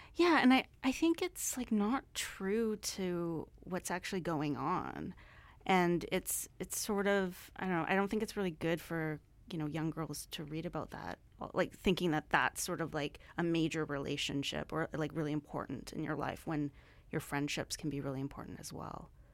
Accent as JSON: {"language": "English", "town": "Surrey", "region": "British Columbia", "country": "Canada", "tie": "born or raised there", "said": "growing up in Surrey, it was, like, I don't know, super multicultural"}